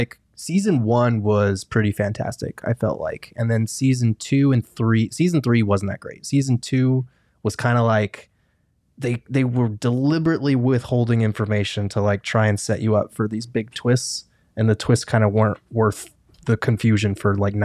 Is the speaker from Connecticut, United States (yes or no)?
no; Albuquerque, New Mexico, United States; I'm from Albuquerque